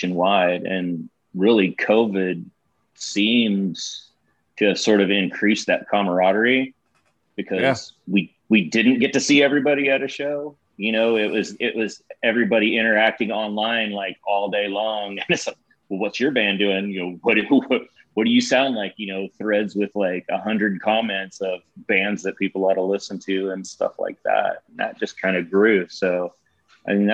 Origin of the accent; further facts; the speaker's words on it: Kansas, United States; moved away; also born or lived in St. Louis; I grew up in Kansas and then moved around